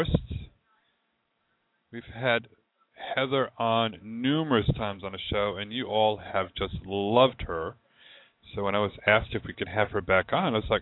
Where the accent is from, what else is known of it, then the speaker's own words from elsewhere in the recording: Rhode Island, United States; also born or lived in Hartford, Connecticut; now in Florida, United States; I'm from Rhode Island originally, but then I came to Florida, then I moved to Hartford, and then I went back to Rhode Island and back down here to Florida